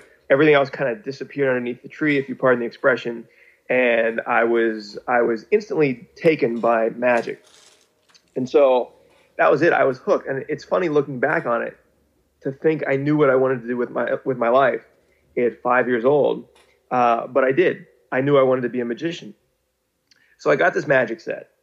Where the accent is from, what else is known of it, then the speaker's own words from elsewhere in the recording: Pittsburgh, Pennsylvania, United States; moved away; I'm from Pittsburgh